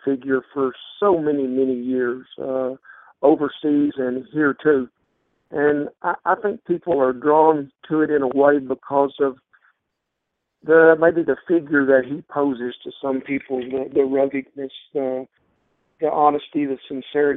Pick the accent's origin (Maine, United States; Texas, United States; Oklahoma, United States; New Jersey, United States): Oklahoma, United States; Southwest; as a child growing up in Southwest Oklahoma